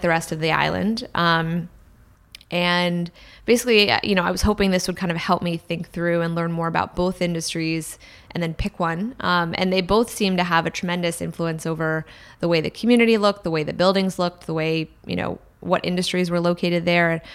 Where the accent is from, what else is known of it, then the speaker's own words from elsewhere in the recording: Washington, District of Columbia, United States; now in San Francisco, United States; so I grew up in Washington, D C, um, a town that's really dominated by two industries, government and real estate